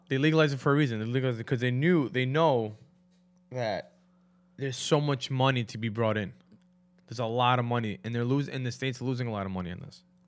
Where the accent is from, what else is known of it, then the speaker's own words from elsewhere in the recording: New York, United States; growing up in New York, especially New York